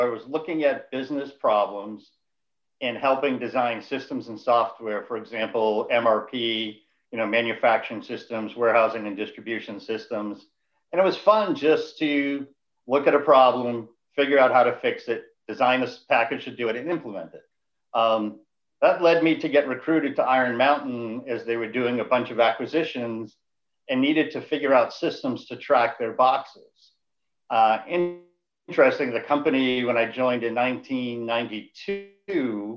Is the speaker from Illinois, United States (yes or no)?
no; Boston, Massachusetts, United States; growing up in Boston